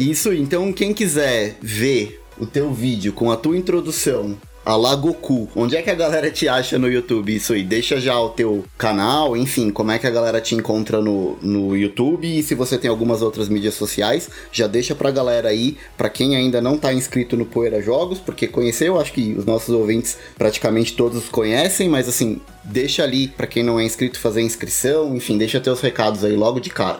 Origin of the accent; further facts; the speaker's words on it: Brazil; eu nunca saí do Brasil